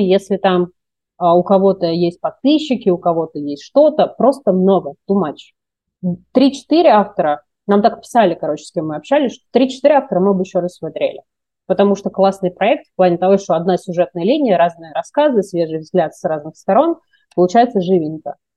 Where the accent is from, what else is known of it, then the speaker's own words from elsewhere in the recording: Moscow, Russia; moved away as an adult; also born or lived in Kaluga; now in Philippines; для меня, как для москвички